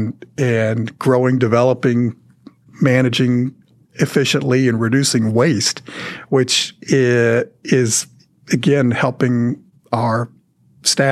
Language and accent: English; Dallas, Texas, United States; Growing up in Dallas